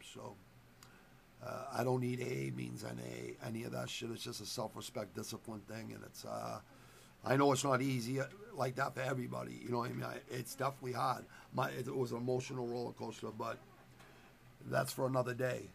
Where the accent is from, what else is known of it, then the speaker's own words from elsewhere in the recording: United States; I was born in America